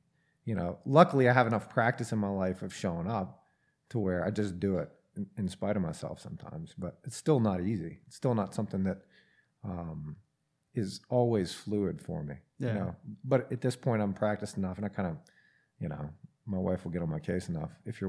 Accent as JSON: {"language": "English", "town": "Atlanta", "region": "Georgia", "country": "United States", "said": "From Atlanta."}